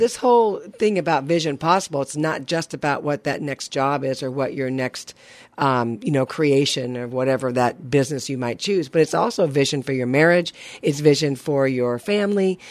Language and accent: English; Burbank, California, United States; I'm born and raised in Burbank, California